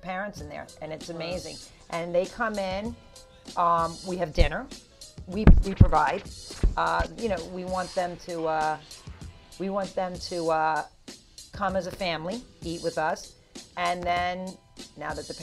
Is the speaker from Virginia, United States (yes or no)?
no; Texas, United States; now in Suffolk County, New York, United States; I'm from Texas